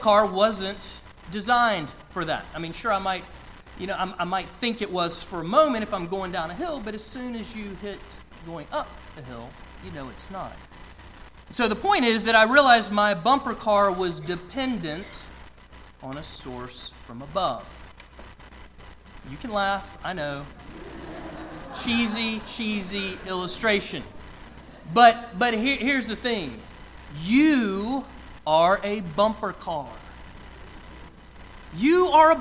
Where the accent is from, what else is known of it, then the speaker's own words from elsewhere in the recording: outside of Atlanta, Georgia, United States; I grew up outside of Atlanta